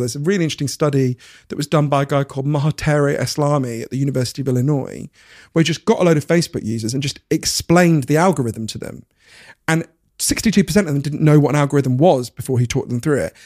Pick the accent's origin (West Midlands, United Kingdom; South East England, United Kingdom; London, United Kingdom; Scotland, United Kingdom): London, United Kingdom; Edgware; I grew up in Edgware